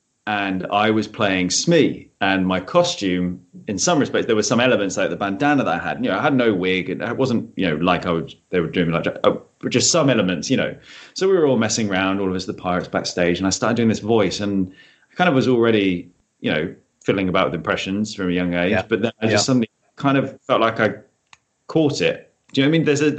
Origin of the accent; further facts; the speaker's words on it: Chichester, South East England, United Kingdom; So I grew up in Chichester.